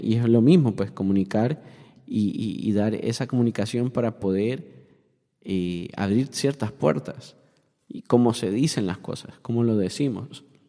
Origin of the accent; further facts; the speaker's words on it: Honduras; now in Miami, United States; yo soy hondureño